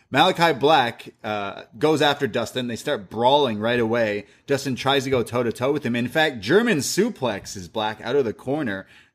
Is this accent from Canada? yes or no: yes; Canada; I'm a Canadian. You can't... Some Americans are laughing at us right now.